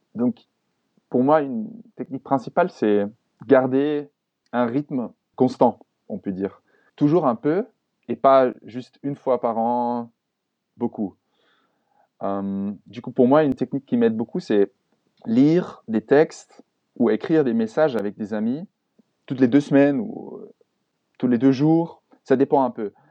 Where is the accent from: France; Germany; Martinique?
Germany; French is a second language; Ich bin Deutsch